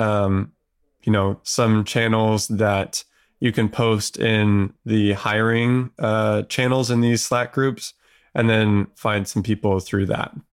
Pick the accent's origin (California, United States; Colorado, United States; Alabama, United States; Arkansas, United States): California, United States; Southern; I grew up in Southern California